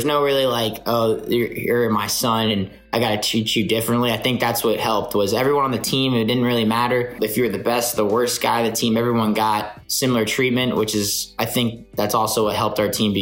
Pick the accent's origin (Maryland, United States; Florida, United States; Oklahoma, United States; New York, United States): Florida, United States; North; We're all from North Florida